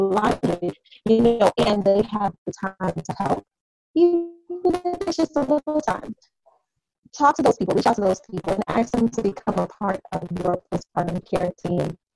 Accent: Chicago, Illinois, United States; moved away as an adult; now in Indiana, United States; I am originally from Chicago, Illinois, but my family and I have decided to plant our roots here in Indiana about a little over 2 years ago

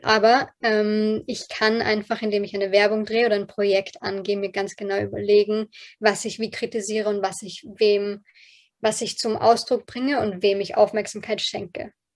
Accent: Austria; accent: Bilderbuch Hochdeutsch; German is a second language; meine Eltern beide ähm, aus Polen sind, ähm, mit dem Fall der Berliner Mauer nach Österreich migriert sind und ich ähm, hier zur Welt gekommen bin.

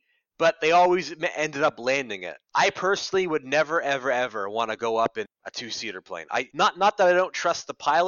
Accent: Ottawa, Ontario, Canada; moved away as an adult; also born or lived in Toronto; I came from Ottawa, the big city, and I've lived in Ottawa my whole life. I grew up there, but I was born in Toronto

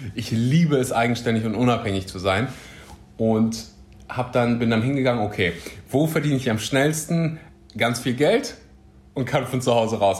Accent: Germany; Ich bin mh, mm, aufgewachsen in Deutschland

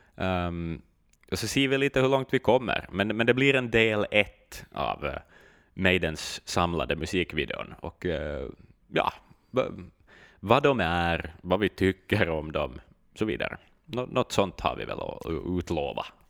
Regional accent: Finland

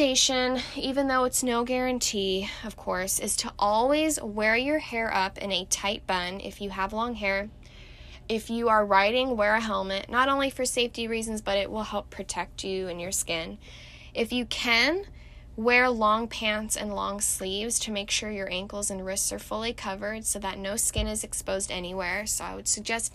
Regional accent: Irvine, California, United States; also born or lived in Mission Viejo / San Diego; I was actually born and raised in the infamous Orange County, which is just 30 minutes south of Los Angeles, but I'm sure you know that. I was born in Mission Viejo, but I was predominantly raised in Irvine until I was about 10 years old, and then I moved to San Diego

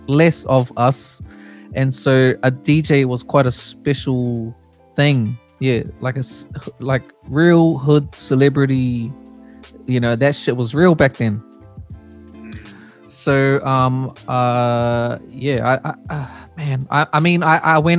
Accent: Hamilton, Waikato, New Zealand; also born or lived in Auckland; I was born in Auckland, and my family moved down to Hamilton when I was 5, and I was there until I left home.

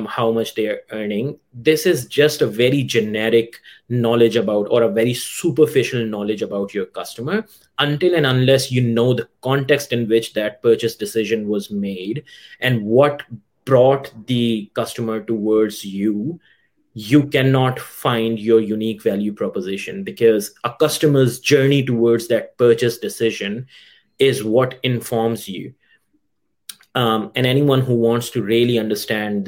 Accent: Pakistan; moved away; I come from Pakistan

